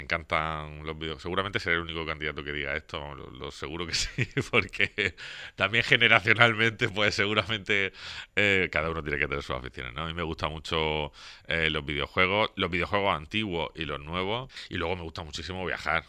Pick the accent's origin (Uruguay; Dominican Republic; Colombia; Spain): Spain; Torre Pacheco, Region of Murcia; vecino de Pacheco desde que nací. He vivido aquí toda mi vida, toda mi vida. nací en el barrio de San Juan